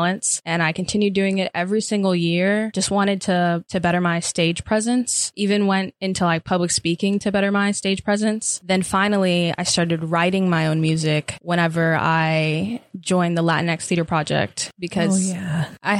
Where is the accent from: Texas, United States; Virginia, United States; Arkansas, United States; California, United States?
Arkansas, United States; also born or lived in New York; especially living in Arkansas and growing up in Arkansas.